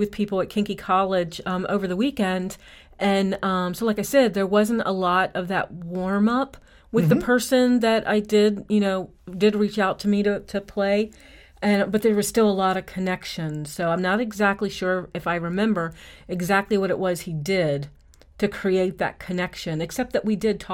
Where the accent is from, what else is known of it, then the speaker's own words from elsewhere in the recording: Eastern Shore of Maryland, United States; I'm from the Eastern Shore of Maryland